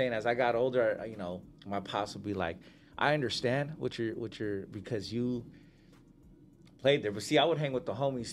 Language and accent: English; Riverside, California, United States; growing up in Riverside